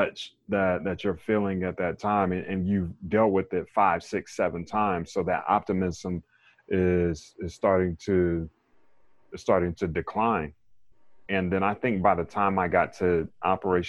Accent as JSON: {"language": "English", "town": "Raleigh", "region": "North Carolina", "country": "United States", "tie": "born or raised there", "said": "I am from Raleigh, North Carolina"}